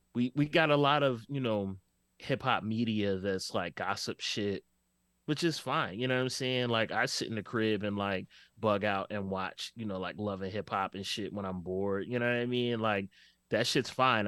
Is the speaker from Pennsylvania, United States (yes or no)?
yes; Philadelphia, Pennsylvania, United States; growing up in West Oak Lane, I had a very fun childhood, uh, but it was, it was also Philly in the eighties